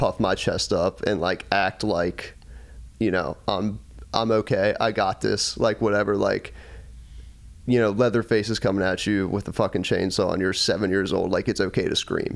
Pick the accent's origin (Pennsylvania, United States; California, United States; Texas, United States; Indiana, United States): Pennsylvania, United States; Pittsburgh; my upbringing, you know, we're from Pittsburgh